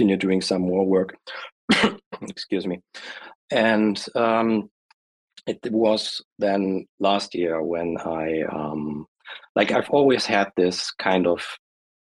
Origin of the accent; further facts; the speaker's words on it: Germany; I'm from Germany